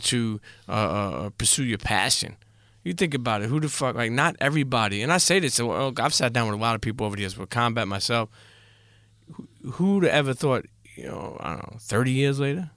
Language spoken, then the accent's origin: English; New York City, New York, United States; I grew up in Coney Island, and then I grew up in Bensonhurst, so I grew up in best of both worlds.